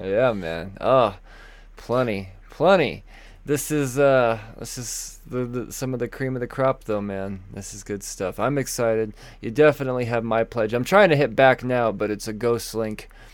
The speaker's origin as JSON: {"language": "English", "country": "United States", "said": "We're American humans"}